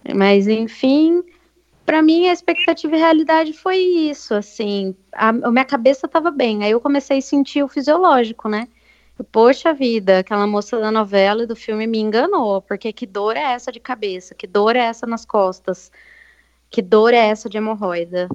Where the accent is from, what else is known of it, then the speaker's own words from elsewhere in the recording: Bariri, São Paulo, Brazil; now in Avaré, Brazil; apesar de também ser de Bariri, eu estou morando